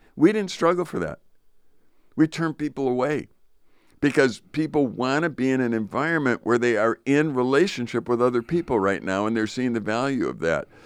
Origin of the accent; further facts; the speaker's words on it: Chicago, Illinois, United States; now in northern Wisconsin, United States; I grew up in Chicago